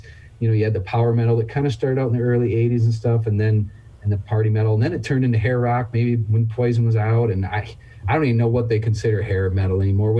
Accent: Michigan, United States; I'm from Michigan

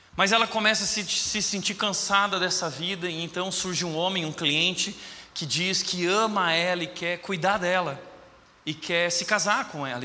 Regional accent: Rio Grande do Sul, Brazil; eu sou gaúcho

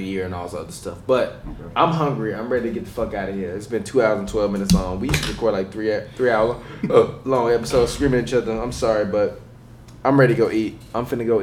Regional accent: Chicago, Illinois, United States; I'm from Chicago

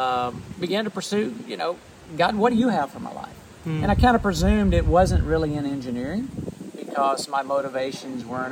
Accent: Gordo, Alabama, United States; moved away as an adult; also born or lived in Auburn, Alabama; now in Fortaleza, Brazil; we're originally from Gordo, Alabama

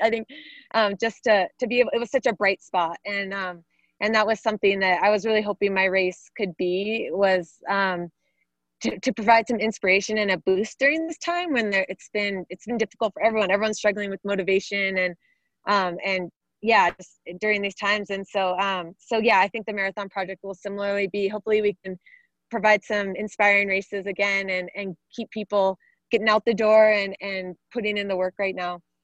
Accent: Arizona, United States; here in my home state of Arizona

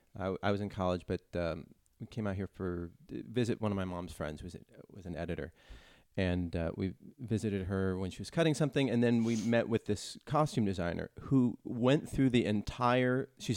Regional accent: California, United States; Northern California.

